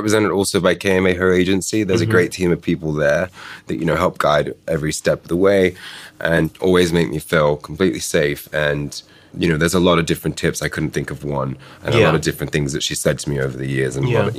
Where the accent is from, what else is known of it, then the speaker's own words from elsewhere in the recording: Currumbin Valley, Queensland, Australia; moved away; my hometown, Crumlin Valley.